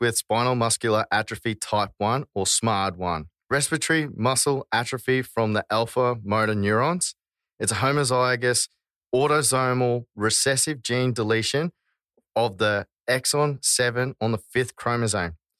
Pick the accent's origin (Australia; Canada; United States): Australia; we are Aussie